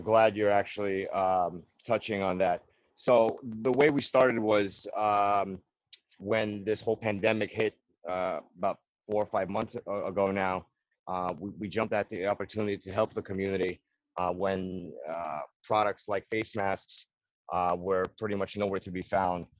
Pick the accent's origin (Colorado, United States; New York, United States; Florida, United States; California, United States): New York, United States; New York City; we were raised in Brooklyn. So, we call ourselves Brooklynites